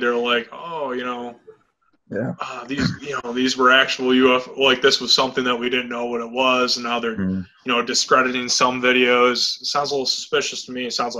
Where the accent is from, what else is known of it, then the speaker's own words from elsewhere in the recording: Fairport, New York, United States; now in Farmington, United States; I'm from Fairport, New York. I live in Farmington now.